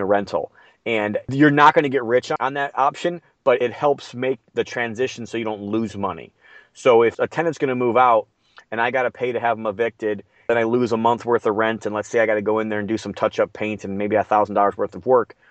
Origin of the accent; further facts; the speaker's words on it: Midwest, United States; I'm from the Midwest